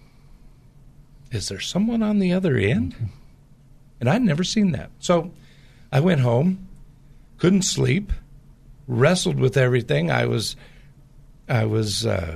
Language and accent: English; Portland area, Pacific Northwest, United States; I grew up in the Pacific Northwest, which has a lot of the same type of culture in the Portland area as the Bay Area does